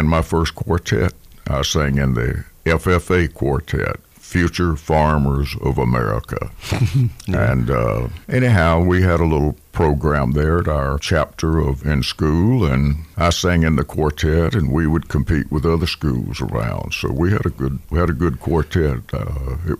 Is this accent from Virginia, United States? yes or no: no; Brewton, Alabama, United States; moved away; on the farm I grew up on down in Alabama, Brewton, Alabama